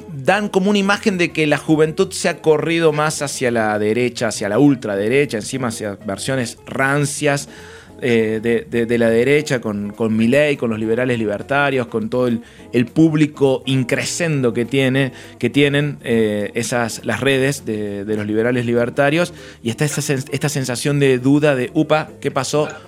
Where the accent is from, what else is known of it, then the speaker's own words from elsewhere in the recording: Córdoba, Argentina; como cordobés